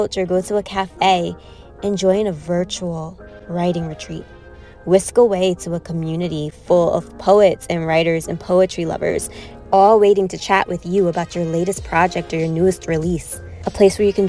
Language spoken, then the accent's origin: English; New York City, New York, United States; moved away as an adult; now in Charlotte, United States; I was born and raised in Brooklyn, New York. I now live in Charlotte, North Carolina